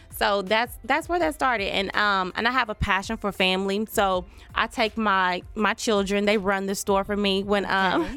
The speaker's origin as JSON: {"language": "English", "town": "Taft", "region": "Oklahoma", "country": "United States", "tie": "born or raised there", "said": "I was born and raised in Taft, Oklahoma, a very small all black town"}